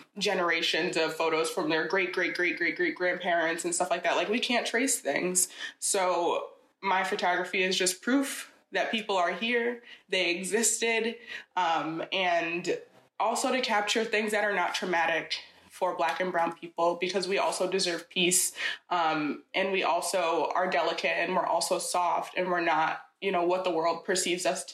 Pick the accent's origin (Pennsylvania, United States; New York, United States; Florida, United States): New York, United States; Schenectady; now in Troy, United States; I grew up in Schenectady from age 11 until I moved to Troy when I was an adult